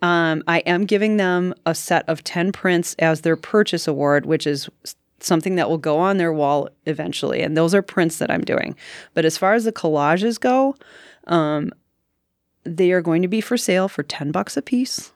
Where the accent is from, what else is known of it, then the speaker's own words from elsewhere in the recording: Ashwaubenon, Wisconsin, United States; I grew up in Ashwaubenon, Wisconsin, suburb of Green Bay